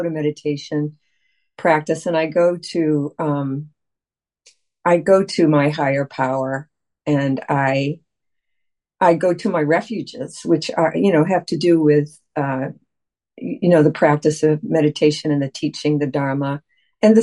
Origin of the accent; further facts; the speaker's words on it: United States; I've spent most of my life as an American person